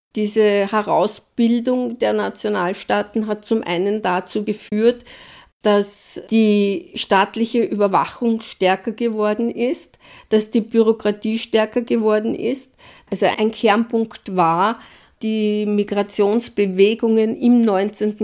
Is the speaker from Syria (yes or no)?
no; Wiener Neustadt, Lower Austria, Austria; meine Heimatstadt in Wiener Neustadt